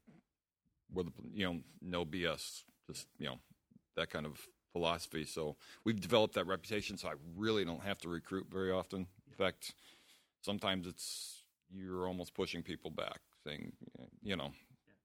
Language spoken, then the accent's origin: English; St. Louis, Missouri, United States; I'm from St. Louis, Missouri, and I have the school, Sistema St. Louis